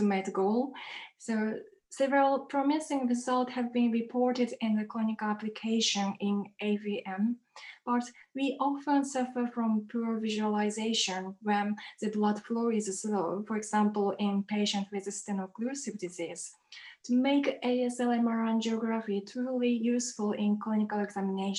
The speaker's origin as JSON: {"language": "English", "country": "Japan", "also_born_or_lived": "Leiden, Netherlands", "second_language": "English", "moved": "as an adult", "lives_now": "Oxford, United Kingdom", "said": "I am originally from Japan, but I moved to Europe to start my PhD at the Leiden University of Medical Center."}